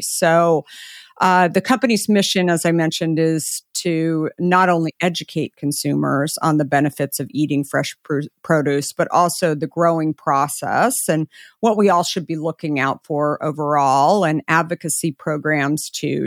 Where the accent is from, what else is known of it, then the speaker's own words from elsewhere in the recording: Arizona, United States; I grew up in Arizona